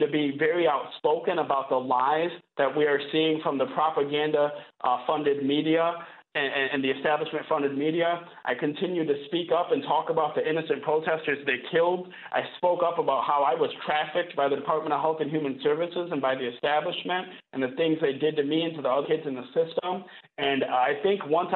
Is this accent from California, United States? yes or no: no; Flint, Michigan, United States; from 6 to 16 years old, I grew up in the Michigan foster care system